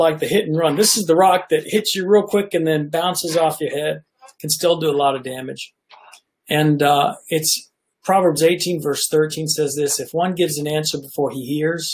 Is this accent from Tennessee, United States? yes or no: yes; Nashville, Tennessee, United States; I grew up in Nashville, Tennessee